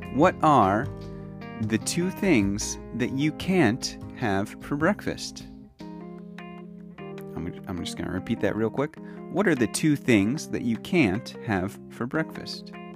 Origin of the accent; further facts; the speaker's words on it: United States; moved away as an adult; now in Kyoto, Japan; I am American